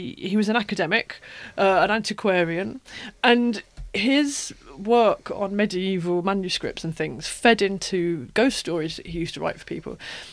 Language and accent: English; East Anglia, East of England, United Kingdom; because I'm from East Anglia, a lot of the landscapes that he describes, they're kind of like the places I grew up with.